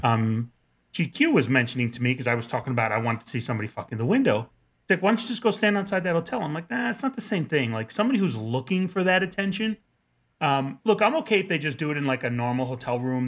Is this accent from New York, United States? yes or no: yes; New Rochelle, New York, United States; growing up in New Rochelle